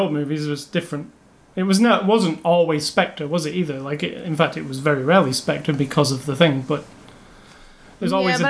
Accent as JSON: {"language": "English", "country": "United Kingdom", "said": "I know them all from being British"}